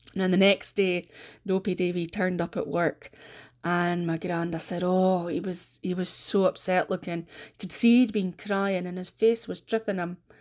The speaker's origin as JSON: {"language": "English", "town": "Aberdeen", "region": "Scotland", "country": "United Kingdom", "said": "I am a storyteller from Aberdeen in the northeast of Scotland"}